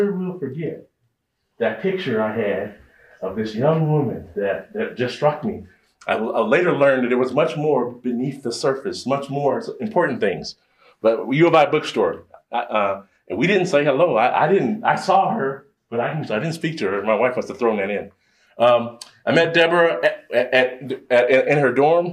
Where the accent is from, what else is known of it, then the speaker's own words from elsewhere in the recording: Chicago, Illinois, United States; I grew up in Chicago